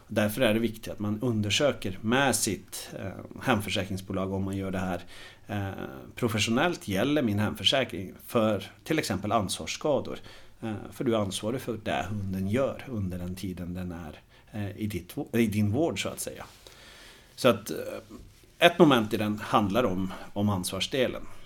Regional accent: Norway; moved away as an adult; now in Sweden; jag är en glad norrman som har bott i Sverige nu i snart 15 år

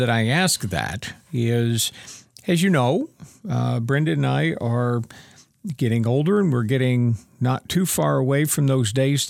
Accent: Ohio, United States; I grew up in Ohio in the northeast corner, about an hour northeast of Cleveland.

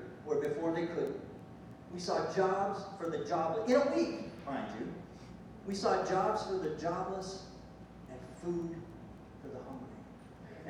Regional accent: United States; I'm from the States

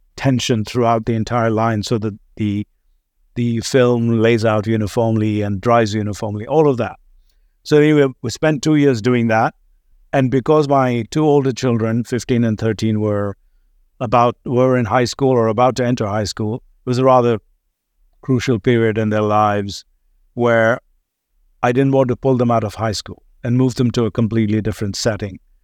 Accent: India; accent: slight British accent; moved away as an adult; also born or lived in Mumbai, India; now in United States; was born in India, grew up there, left the country when I was twenty-three.

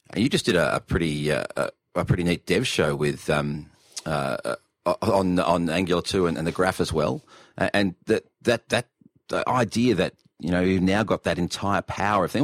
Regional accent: Australia

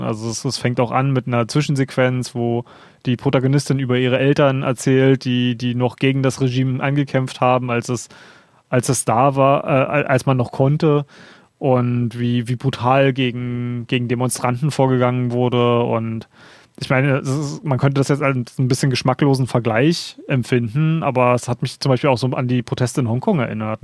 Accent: Berlin, Germany; gerade als Berliner

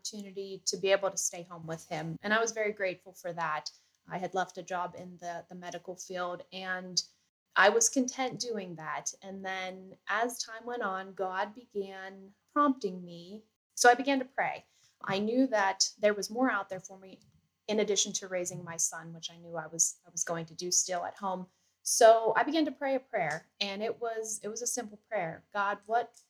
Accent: Johnstown, Pennsylvania, United States; I am from the Johnstown, Pennsylvania area. I was born and raised here my whole life

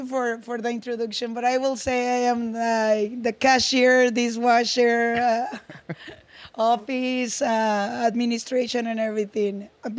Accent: Durango, Mexico; English is a second language; moved away as an adult; now in United States; I was born in Durango.

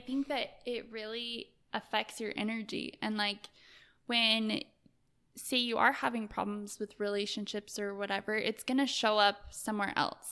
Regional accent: Salt Lake City, Utah, United States; I grew up in Salt Lake, and, um, I came from, I would say, like, a lower class family

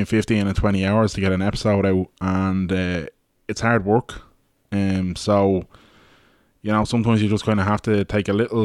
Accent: Ballybrack, Leinster, Ireland; we're two lads from Ballybrack

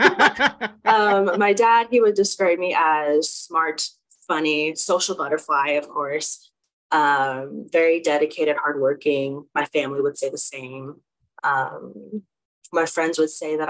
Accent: Oklahoma, United States; moved away as an adult; also born or lived in Chicago, Illinois; now in Fort Collins, United States; When I moved to Oklahoma, and then that's where I spent a majority of my life

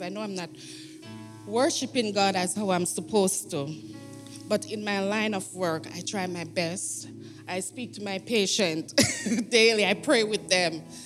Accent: Jamaica; moved away; I'm from Jamaica

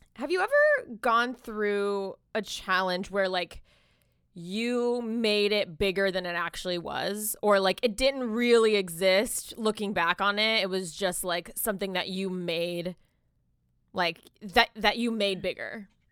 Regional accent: Jacksonville, Florida, United States; also born or lived in Miami; I was born in Miami. I, I spent, like, most of my, um, like, you know, teen, like my teen years and stuff in Jacksonville

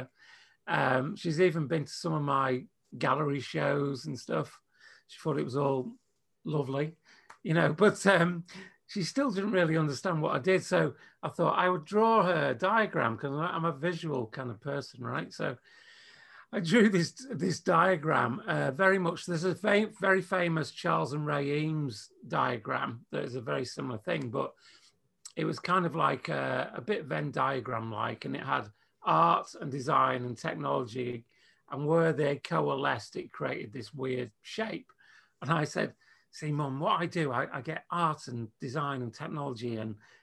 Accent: England, United Kingdom; being English

